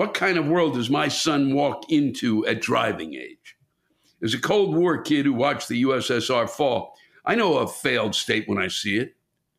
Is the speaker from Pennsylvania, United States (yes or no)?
no; Mississippi, United States; I'm not religious at all, but I grew up in the Bible Belt of southern Mississippi.